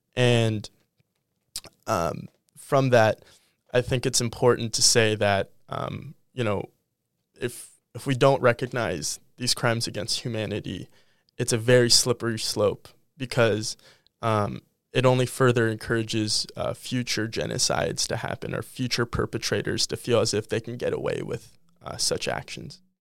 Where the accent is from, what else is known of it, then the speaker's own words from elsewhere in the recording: Los Angeles, California, United States; moved away as an adult; now in Minneapolis, United States; I am from Los Angeles, California